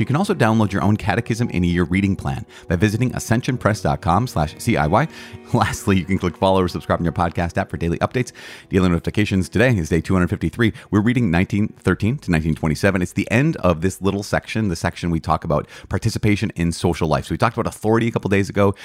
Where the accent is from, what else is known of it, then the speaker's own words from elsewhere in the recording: United States; American citizens of the United States